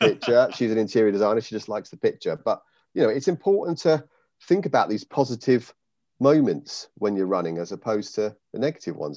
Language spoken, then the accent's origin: English; United Kingdom; now in Raunds, Northamptonshire, United Kingdom; I grew up in the Wye Valley